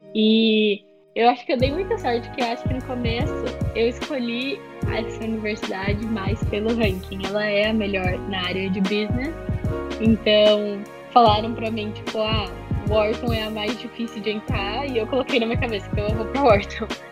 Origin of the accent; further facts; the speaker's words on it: Sorocaba, São Paulo, Brazil; also born or lived in Itu; eu sou de Sorocaba, eu estudei no Colégio Irapuru. É, na verdade, eu moro em Itu